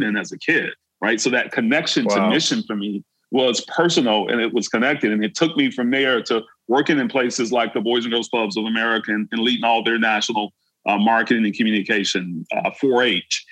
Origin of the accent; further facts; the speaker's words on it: Brunswick, Georgia, United States; my hometown, from Brunswick, Georgia